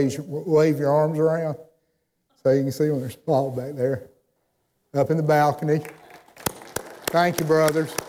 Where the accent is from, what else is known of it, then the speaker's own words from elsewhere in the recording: Athens, Georgia, United States; moved away as an adult; now in Winchester, United States; I grew up in Athens, Georgia.